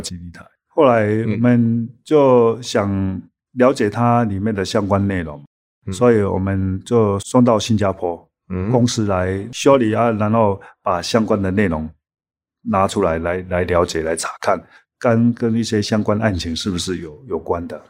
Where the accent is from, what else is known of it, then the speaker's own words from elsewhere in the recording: Taiwan; 我们台湾人